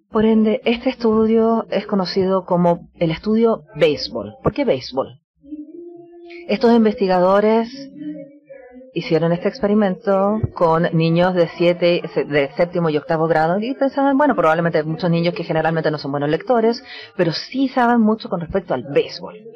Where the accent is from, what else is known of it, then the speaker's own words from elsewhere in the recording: United States; Y especialmente tenemos esto en Estados Unidos también, de donde vengo yo